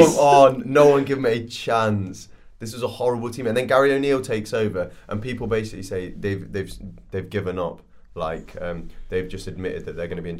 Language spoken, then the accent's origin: English; Nottingham, East Midlands, United Kingdom; I'm from Nottingham, yes.